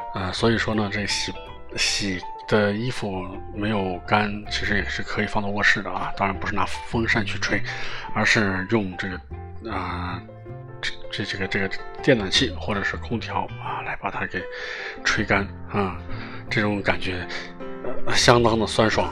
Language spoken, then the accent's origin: Chinese; Northwest China, China; moved away; 我的老家在北方，啊，很北。然后有人说，哪个北啊？啊，西北，哦，西北汉子